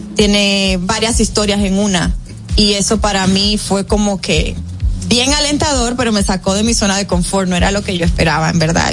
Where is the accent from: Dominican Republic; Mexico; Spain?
Dominican Republic; mostramos nuestra bandera, mostramos eh, parte de nuestras costumbres, mencionamos la comida dominicana